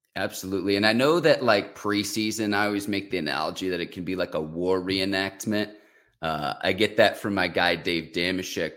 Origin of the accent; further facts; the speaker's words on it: Chicago suburbs, Illinois, United States; I grew up in the Chicago suburbs